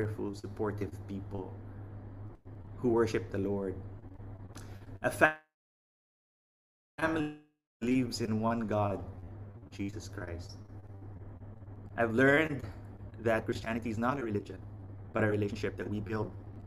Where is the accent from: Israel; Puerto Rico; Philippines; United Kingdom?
Philippines; now in Vietnam; from the Philippines